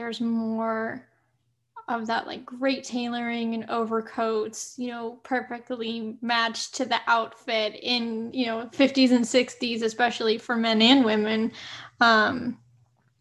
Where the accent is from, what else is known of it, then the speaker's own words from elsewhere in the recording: Rockford, Illinois, United States; I grew up in Rockford, Illinois